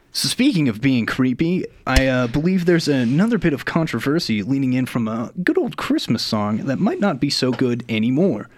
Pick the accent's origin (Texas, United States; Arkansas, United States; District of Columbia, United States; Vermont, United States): Texas, United States; growing up in Texas, you always see George H.W. come out for like sporting events